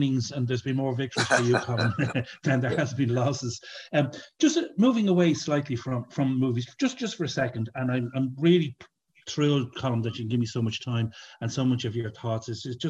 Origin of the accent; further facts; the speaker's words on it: Dublin, Leinster, Ireland; I'm from Santry, and I lived very close to the Dowlings.